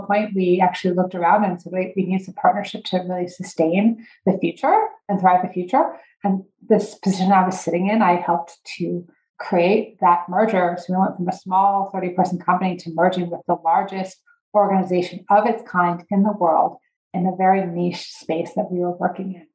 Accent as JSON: {"language": "English", "region": "northern central New Jersey", "country": "United States", "tie": "born or raised there", "also_born_or_lived": "Pennsylvania", "moved": "as an adult", "lives_now": "Colorado, United States", "said": "I grew up in a upper middle class family in northern central New Jersey"}